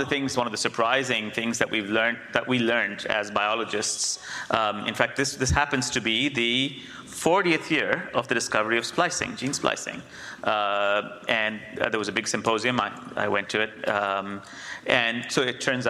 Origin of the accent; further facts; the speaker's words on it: India; moved away; I grew up in India, the cultural brain